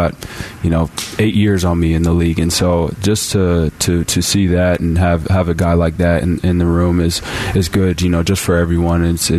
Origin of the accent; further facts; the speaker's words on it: Arizona, United States; It's named after the street I grew up here in Arizona